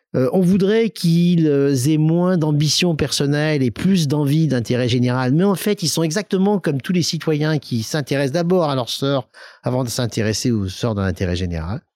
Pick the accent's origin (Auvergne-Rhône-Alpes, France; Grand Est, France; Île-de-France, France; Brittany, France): Auvergne-Rhône-Alpes, France; Lyon; also born or lived in Soyaux, Charente / Clermont-Ferrand; mon enfance, c'est Lyon. je suis un vrai Lyonnais